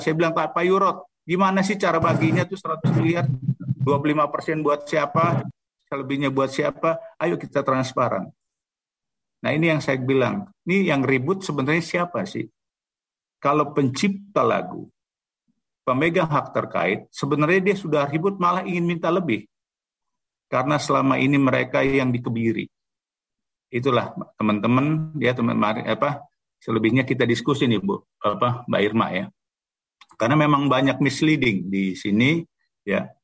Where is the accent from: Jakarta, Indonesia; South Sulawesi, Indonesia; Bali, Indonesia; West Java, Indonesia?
Jakarta, Indonesia; saya anak Betawi